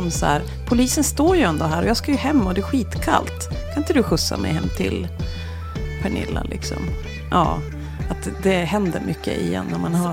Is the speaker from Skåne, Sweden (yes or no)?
no; Jämtland, Sweden; now in Västerbotten, Sweden; Jag kommer ju från Jämtland, där har det alltid varit mycket att det är Norrland. Men nu när jag bor i Västerbotten